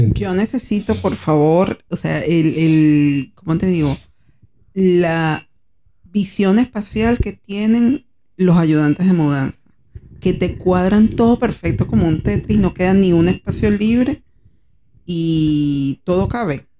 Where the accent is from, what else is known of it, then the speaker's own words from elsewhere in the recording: Caracas, Capital District, Venezuela; moved away as an adult; now in Argentina; yo lo digo como caraqueña.